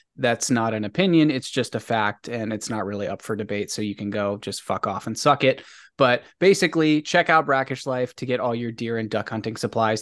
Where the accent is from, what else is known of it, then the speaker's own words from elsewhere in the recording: Maryland, United States; growing up in Maryland